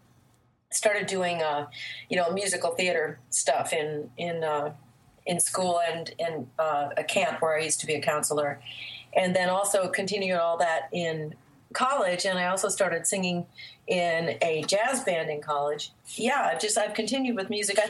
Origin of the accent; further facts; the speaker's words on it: Vermont, United States; now in Atlanta, United States; I was born in Vermont